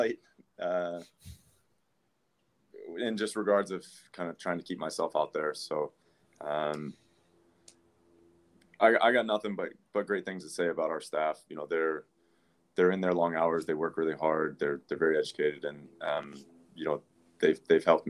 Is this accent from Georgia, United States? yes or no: yes; Atlanta, Georgia, United States; growing up in Atlanta